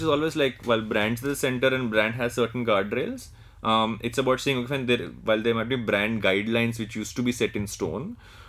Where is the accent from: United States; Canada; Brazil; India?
India; Andhra Pradesh; I'm from Andhra Pradesh, right? But I tend to say that I'm South Indian